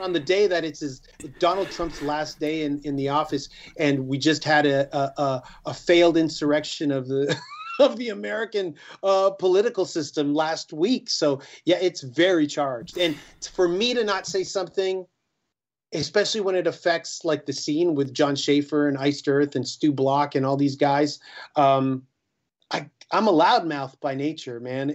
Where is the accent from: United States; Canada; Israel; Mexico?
Canada; we're a Canadian band.